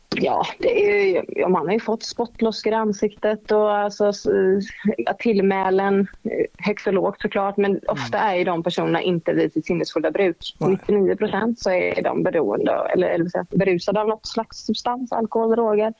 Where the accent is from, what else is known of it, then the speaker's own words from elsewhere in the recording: Gothenburg, Västra Götaland, Sweden; moved away; also born or lived in Stockholm; jag var från Göteborg